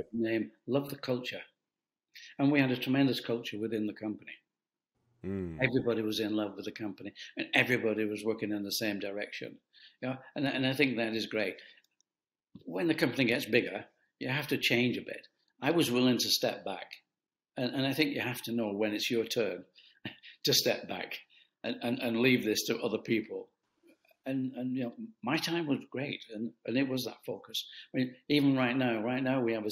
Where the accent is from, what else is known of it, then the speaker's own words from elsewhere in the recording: United Kingdom; I'm a Brit, I'm a European